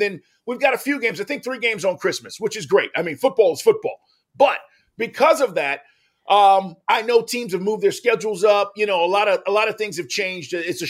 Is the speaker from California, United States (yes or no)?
no; Texas, United States; as a kid, you know, growing up, I'm from Texas. We watched Cowboys.